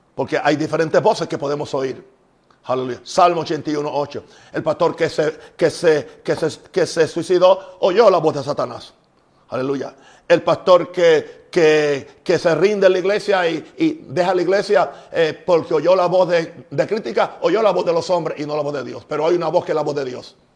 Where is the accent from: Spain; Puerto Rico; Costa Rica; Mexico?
Puerto Rico; En Puerto Rico también usamos